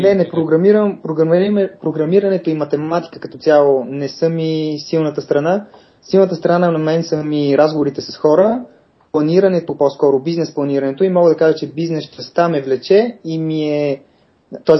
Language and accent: Bulgarian; Sofia, Sofia City, Bulgaria; Израснал съм и съм роден в София